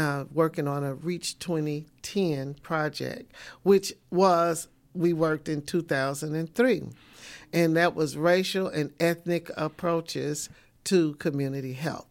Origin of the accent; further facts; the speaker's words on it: Memphis, Tennessee, United States; moved away as an adult; now in Nashville, United States; I'm originally from Memphis